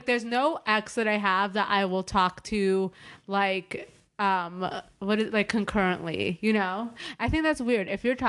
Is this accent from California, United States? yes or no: yes; Beverly Hills, California, United States; I'm from Beverly Hills